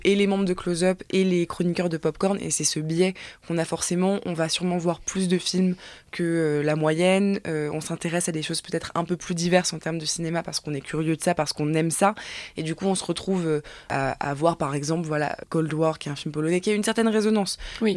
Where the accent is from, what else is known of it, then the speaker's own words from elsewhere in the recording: France; on est français